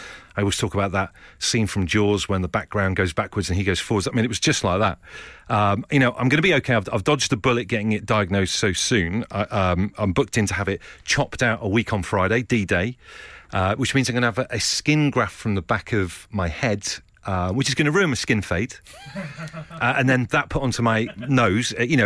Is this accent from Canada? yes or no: no; Trowbridge, South West England, United Kingdom; growing up in Trowbridge in the 1980s.